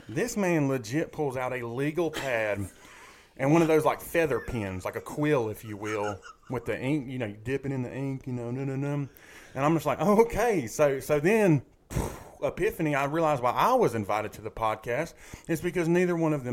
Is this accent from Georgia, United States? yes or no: yes; Macon, Georgia, United States; I grew up in Macon, Georgia.